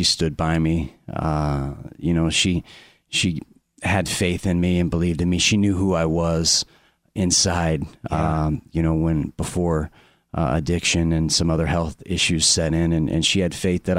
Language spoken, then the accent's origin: English; Orlando, Florida, United States; Yeah, Orlando.